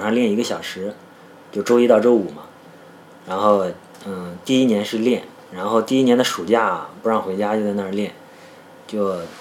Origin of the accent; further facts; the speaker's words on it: Shandong, China; 我山东人嘛，对这个军旅情节多少是有点儿情节的